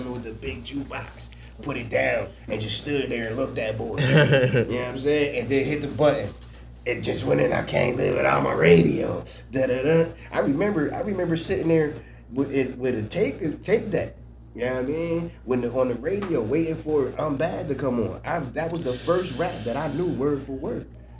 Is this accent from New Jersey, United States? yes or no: yes; Newark, New Jersey, United States; now in Buffalo, United States; I was born in North.